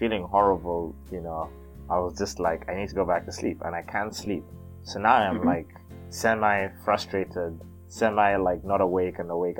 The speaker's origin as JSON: {"language": "English", "town": "Mombasa", "region": "Mombasa County", "country": "Kenya", "moved": "yes", "lives_now": "Japan", "said": "I'm from Mombasa."}